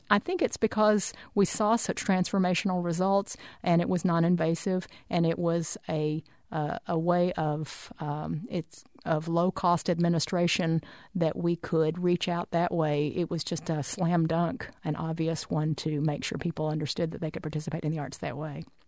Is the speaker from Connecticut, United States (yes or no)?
no; Arkansas, United States; also born or lived in Oklahoma; I was born in Oklahoma and grew up in Arkansas